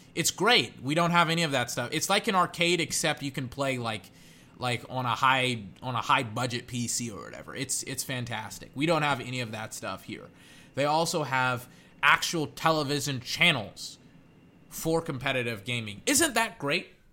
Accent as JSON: {"language": "English", "country": "United States", "said": "as an American"}